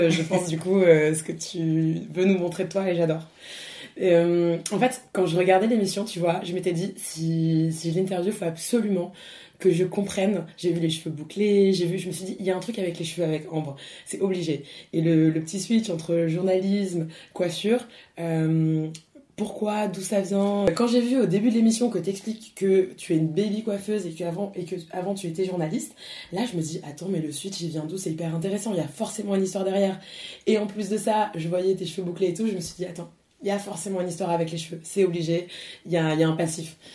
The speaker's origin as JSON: {"language": "French", "town": "Paris", "region": "Île-de-France", "country": "France", "also_born_or_lived": "Brittany", "said": "je suis parisienne, bretonne"}